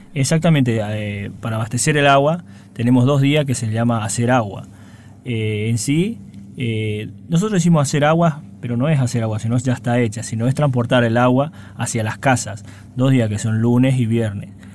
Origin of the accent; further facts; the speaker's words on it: Ibarreta, Formosa, Argentina; moved away; Yo soy oriundo de Ibarreta, de Formosa, exactamente